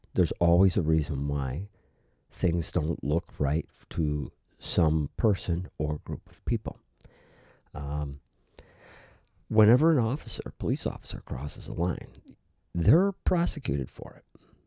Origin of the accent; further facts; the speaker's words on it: United States; we, as the American people